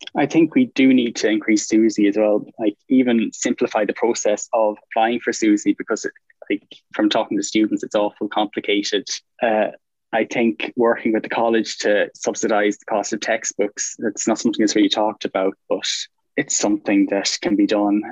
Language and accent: English; Galway, Connacht, Ireland; I'm from Galway, and I'm a fourth year mechanical engineer